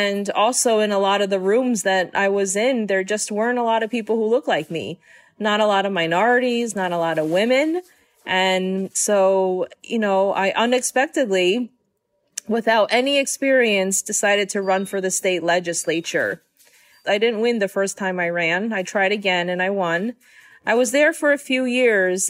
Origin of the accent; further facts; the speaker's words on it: New York City, New York, United States; I was born and raised in Queens, New York.